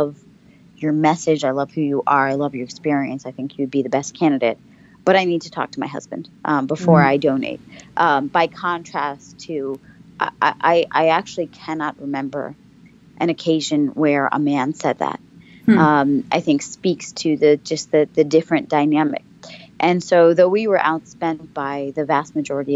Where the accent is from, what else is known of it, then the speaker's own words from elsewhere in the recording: Baltimore, Maryland, United States; kind of my hometown